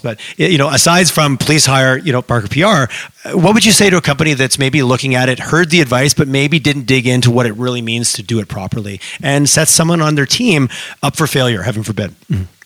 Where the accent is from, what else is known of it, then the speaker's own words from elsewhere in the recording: Montreal, Quebec, Canada; now in Alberta, Canada; I grew up in Montreal